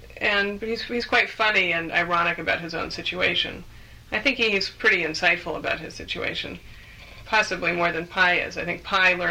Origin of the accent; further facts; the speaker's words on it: San Francisco Bay Area, California, United States; now in England; I'm a native Californian, although, as I say, I live in England now. But I'm from the Bay Area, and so that's the area I grew up in.